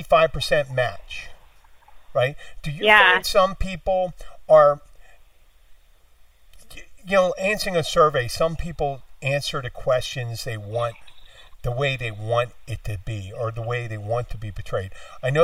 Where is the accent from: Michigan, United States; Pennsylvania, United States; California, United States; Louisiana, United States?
Pennsylvania, United States; Philadelphia; moved away; I'm from Philadelphia originally